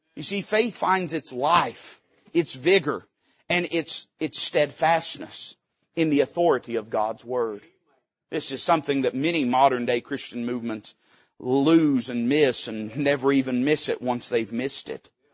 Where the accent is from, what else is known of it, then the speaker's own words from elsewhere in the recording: Tennessee, United States; we're hillbillies from Tennessee